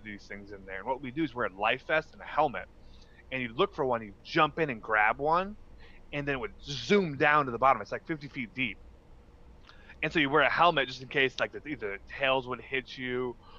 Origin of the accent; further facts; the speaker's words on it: Wisconsin, United States; But no, man, it was fun. Lots of fishing, lots of Wisconsin's big on drinking.